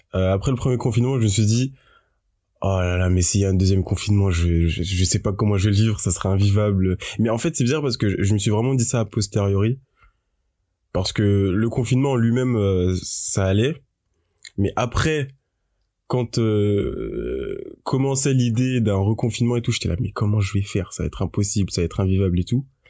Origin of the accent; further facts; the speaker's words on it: Paris, Île-de-France, France; je suis parisien et comme j'ai mes, j'ai mes, euh, mes études à Paris, j'ai toujours été chez mes parents